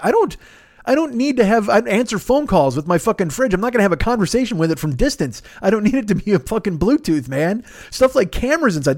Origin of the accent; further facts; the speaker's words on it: Chicago, Illinois, United States; now in Los Angeles, United States; I was from Chicago